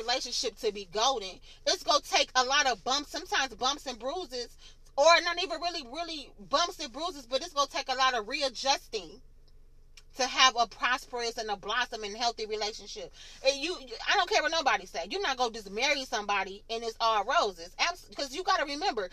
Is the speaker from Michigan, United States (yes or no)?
yes; Michigan, United States; moved away; I'm from Michigan